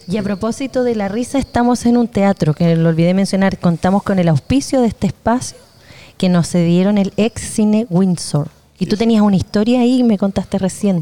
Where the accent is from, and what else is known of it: Concepción, Biobío, Chile